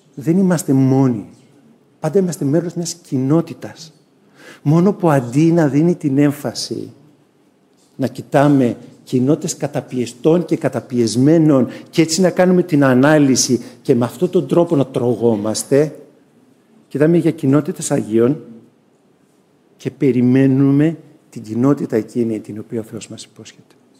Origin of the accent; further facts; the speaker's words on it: Greece; εμείς οι Έλληνες